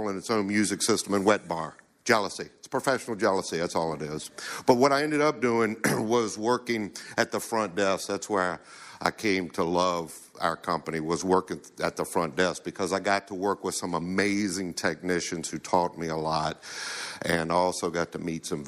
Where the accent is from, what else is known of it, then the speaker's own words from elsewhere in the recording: Chester, Virginia, United States; I'm from Chester, Virginia, in case if you notice, I don't sound like I'm from here